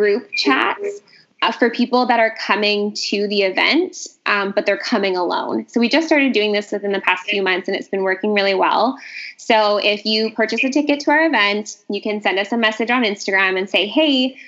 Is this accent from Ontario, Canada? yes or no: no; Vancouver, British Columbia, Canada; I'm from Vancouver.